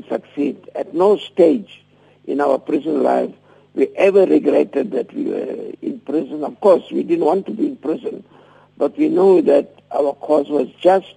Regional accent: Durban, KwaZulu-Natal, South Africa; I grew up in Durban and, you know, always encountered racial discrimination.

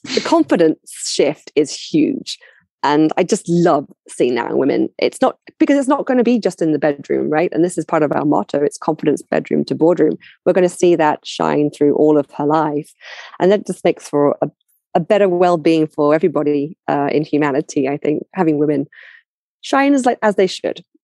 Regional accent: London, United Kingdom; I'm I'm from London originally, right? So I I, I know my own culture very well

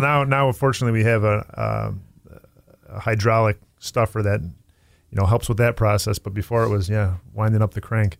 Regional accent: Tonawanda, New York, United States; I, I grew up in Tonawanda

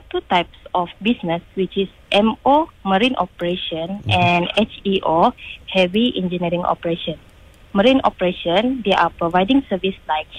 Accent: Kudat, Sabah, Malaysia; moved away as an adult; also born or lived in Kota Kinabalu; now in Pasir Gudang, Malaysia; I was born in Hospital Kudat on April 18, 1997, which is 26 this year. Okay. And originate from Sabahan.

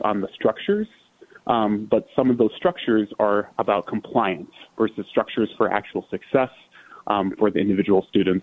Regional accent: Minneapolis, Minnesota, United States; also born or lived in Dartmouth, New Hampshire; I can go back to my hometown to Minneapolis, because it meant a lot to me to be able to come back to Minnesota. I'm from Minnesota

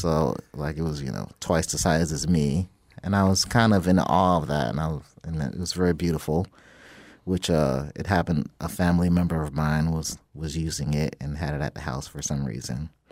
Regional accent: Jacksonville, Florida, United States; I, I grew up in Jacksonville, Florida

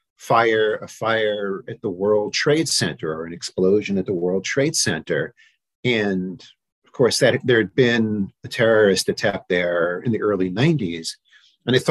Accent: New York City, New York, United States; now in Annapolis, United States; I grew up in New York, in Manhattan.

